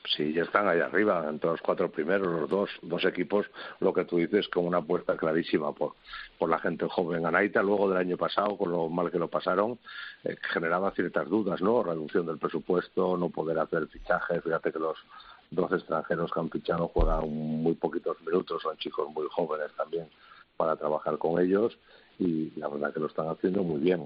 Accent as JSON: {"language": "Spanish", "region": "Asturias", "country": "Spain", "said": "que soy asturiano"}